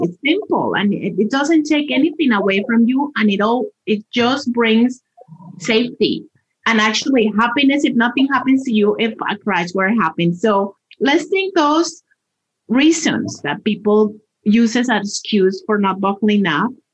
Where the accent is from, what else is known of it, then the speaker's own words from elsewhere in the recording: Colombia; moved away as an adult; now in Colorado, United States; I am originally from Colombia and I have been in this wonderful state for more than 20 years